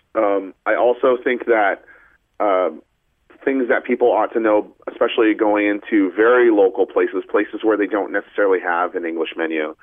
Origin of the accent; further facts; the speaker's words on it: Portland, Oregon, United States; moved away as an adult; also born or lived in Hong Kong; now in New York City, United States; I grew up out on the West Coast in Portland, Oregon, but I have been in New York City for the last almost dozen years or so